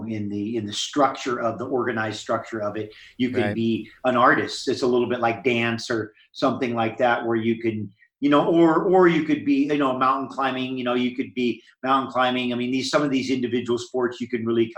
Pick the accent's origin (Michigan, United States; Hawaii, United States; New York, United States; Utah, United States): Hawaii, United States; I grew up in Hawaii and was in the ocean